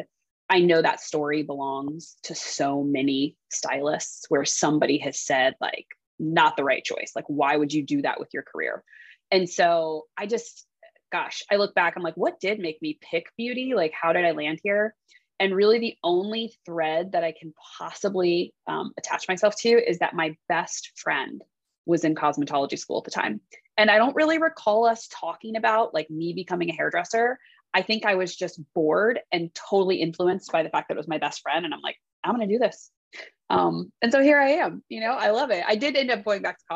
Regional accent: Columbus, Ohio, United States; moved away as an adult; also born or lived in Los Angeles, California; I'm from Columbus, Ohio.

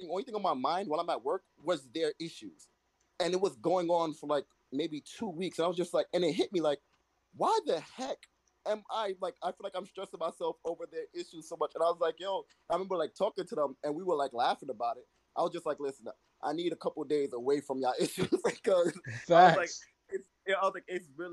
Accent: Jamaica; I'm Jamaican

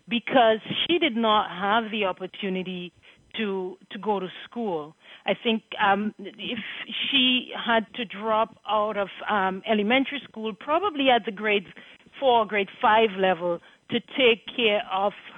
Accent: Marigot, Dominica; moved away; I was born in Margot and went to the St. Andrews High School

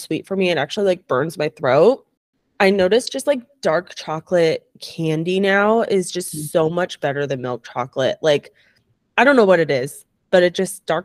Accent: Bay Area, California, United States; I'm from the Bay Area

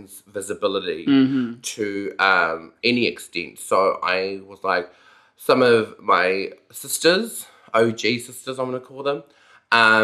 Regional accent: Napier, Hawke's Bay, New Zealand; also born or lived in Wellington; now in Auckland, New Zealand; I come from a town called Napier, Hawke's Bay

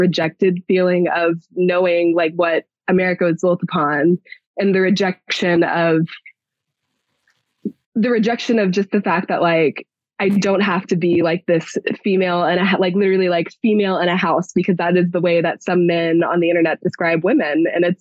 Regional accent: Texas, United States; moved away; I'm a Texan. Like I grew up in Texas, moved out here

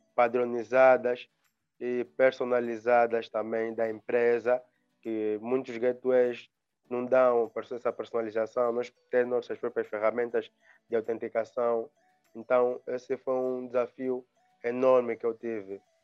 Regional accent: Angola; also born or lived in Luanda; sou angolano, vivo em Angola, também em Luanda

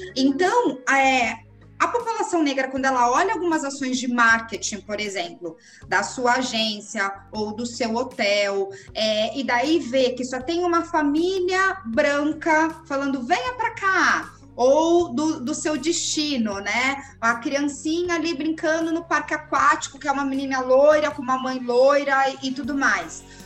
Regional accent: Brazil; nós, negros brasileiros, nós somos 56% da população brasileira agora

